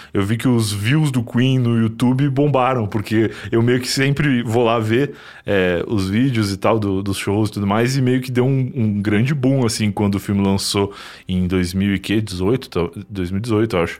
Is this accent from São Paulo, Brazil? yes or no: no; Rio Grande do Sul, Brazil; eu, como gaúcho